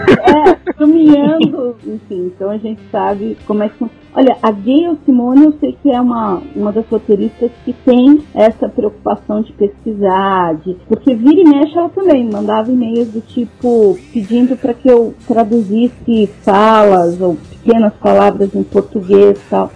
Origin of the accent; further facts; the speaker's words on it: Brazil; eu sou brasileira